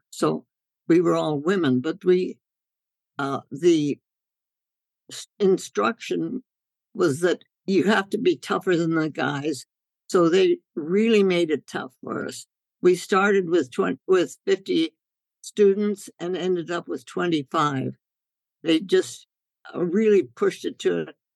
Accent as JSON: {"language": "English", "country": "India", "tie": "born or raised there", "said": "when I grew up in India and and we my parents took their medical work out into the jungles of North India, the villages, and I thought life was supposed to be that way"}